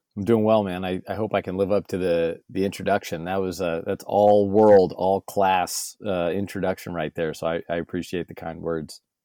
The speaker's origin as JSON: {"language": "English", "town": "San Diego", "region": "California", "country": "United States", "tie": "born or raised there", "said": "I was born and raised in San Diego, California, uh, proudly"}